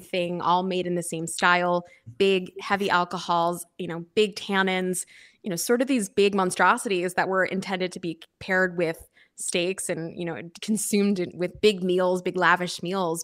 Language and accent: English; outside of Philadelphia, Pennsylvania, United States; moved away as an adult; also born or lived in New York City / Napa Valley; I was born and raised outside of Philadelphia